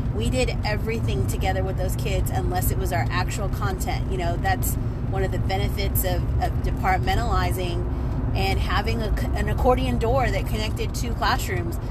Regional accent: Texas, United States; I'm from Texas

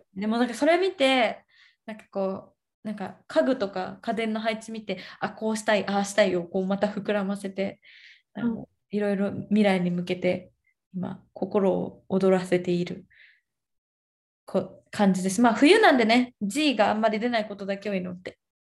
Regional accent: Japan; now in Brazil; 実家、日本の実家

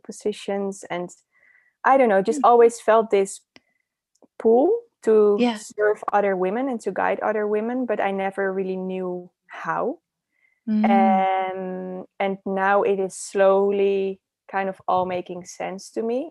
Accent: Netherlands; accent: Dutch; moved away; also born or lived in Amsterdam; So I'm originally from the Netherlands. So that's where my accent is coming from

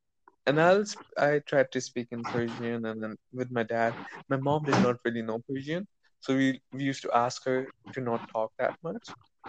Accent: India; English is a second language; we are Indian. To be honest, we're just like, we were a subcontinent.

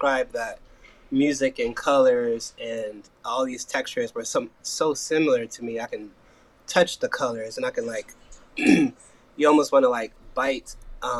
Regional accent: Portland, Oregon, United States; Born and raised in Portland, Oregon. Coming out of a cool area of Northeast Portland

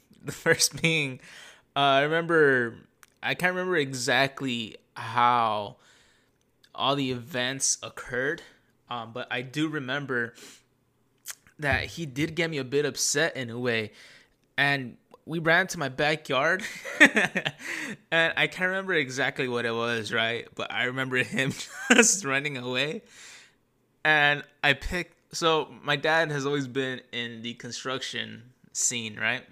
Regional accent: Santa Ana, California, United States; I grew up here in Tanana. But when I was born, I first lived for the first ten years of my life on the north side of Santa Ana

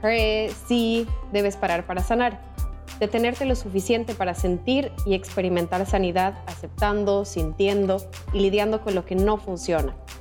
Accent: Sucre, Chuquisaca, Bolivia; nací en Sucre, Bolivia

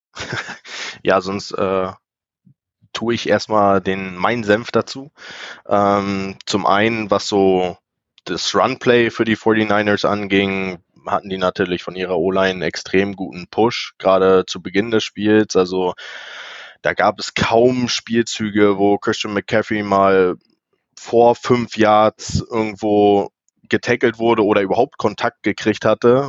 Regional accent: Rostock, Mecklenburg-Vorpommern, Germany; ich bin ein weiteres Nordlicht hier, also ich komme aus Rostock, ganz weit im Norden

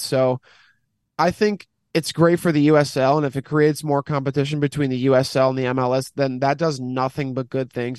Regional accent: United States; as an American

